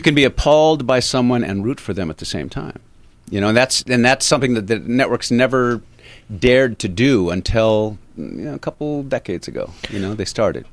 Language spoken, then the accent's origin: English; Avalon, California, United States; moved away; also born or lived in Los Angeles; I grew up in Avalon